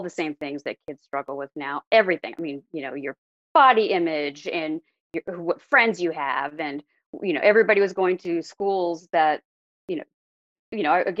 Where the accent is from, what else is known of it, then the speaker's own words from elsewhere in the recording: Oregon City, Oregon, United States; also born or lived in Santa Clara, California; now in California, United States; I was actually born in California. I was born in Santa Clara, but I grew up in, outside of Portland, Oregon, in a small town called Oregon City.